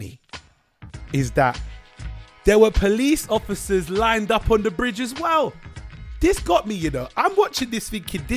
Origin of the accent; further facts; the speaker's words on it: United Kingdom; I'm British